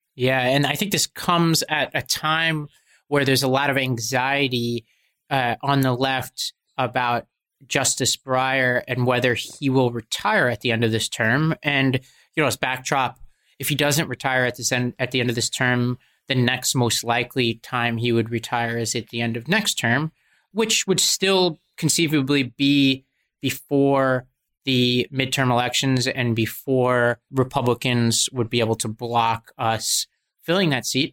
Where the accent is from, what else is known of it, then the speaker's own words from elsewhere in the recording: United States; as an Indian American